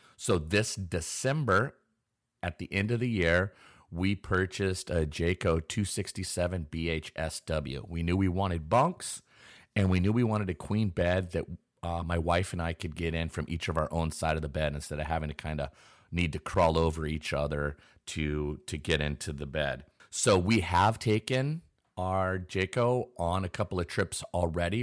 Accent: Pacific Northwest, United States; I am born and raised in the Pacific Northwest

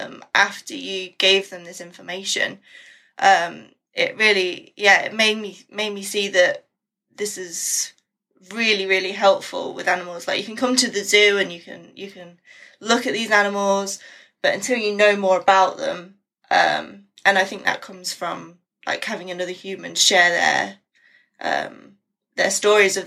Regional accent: Midlands, United Kingdom; moved away as an adult; now in North Yorkshire, United Kingdom; I'm from the Midlands, so right in the middle of England, and my parents still live there

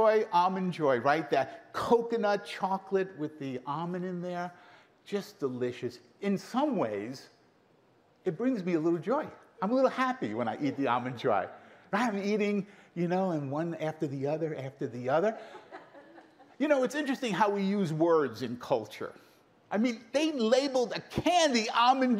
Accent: New York City, New York, United States; also born or lived in Brooklyn; I grew up in Queens, in Brooklyn

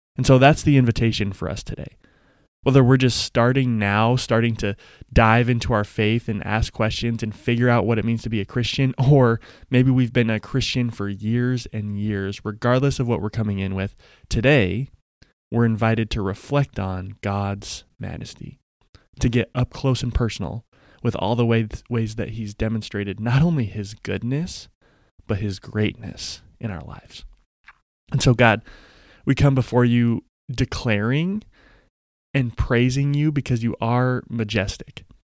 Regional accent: Denver, Colorado, United States; when I was in elementary school, the Denver Nuggets, my hometown team

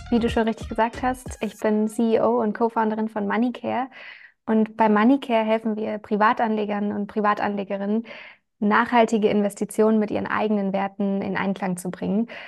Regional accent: Germany; now in Vienna, Austria; ja, wir sind ein Startup aus Wien. Ich komme ursprünglich aus Deutschland

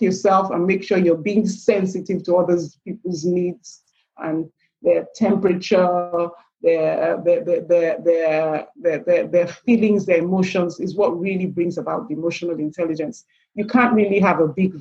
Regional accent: Nigeria; also born or lived in England; I'm Nigerian by birth. I run a business in Nigeria

